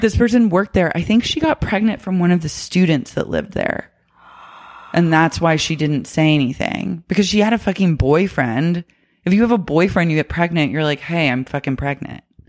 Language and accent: English; Oklahoma, United States; I grew up with cicadas in Oklahoma